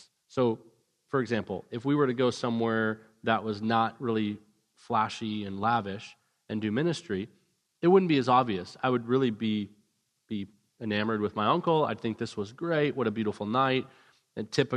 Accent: Vancouver, British Columbia, Canada; moved away; also born or lived in Orange County, California; I grew up in Vancouver, British Columbia

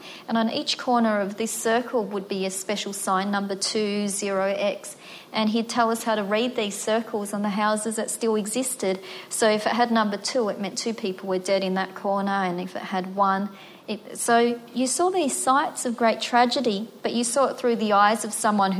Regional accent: Melbourne, Victoria, Australia; I grew up in Footscray and Braybrook, which is very working class.

